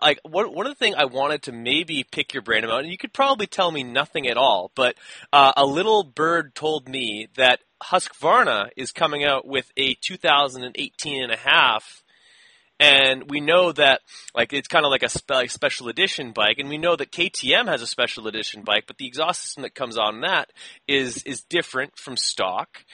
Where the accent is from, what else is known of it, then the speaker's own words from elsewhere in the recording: Canada; I'm Canadian